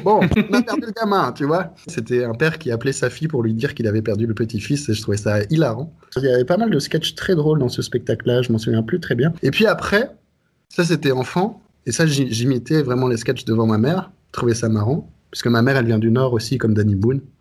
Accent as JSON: {"language": "French", "town": "Brussels", "region": "Brussels-Capital Region", "country": "Belgium", "tie": "born or raised there", "also_born_or_lived": "Reims, France / Netherlands", "said": "je suis arrivé en Belgique, j'avais deux, deux ou trois ans, quelque chose comme ça. Et voilà, donc je suis français de fait, mais belge de cœur, très certainement"}